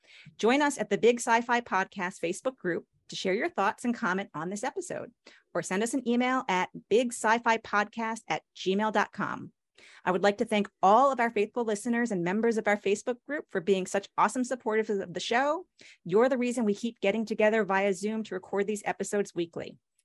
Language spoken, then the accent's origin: English; Long Island, New York, United States; since I'm from Long Island, those are the people I grew up with.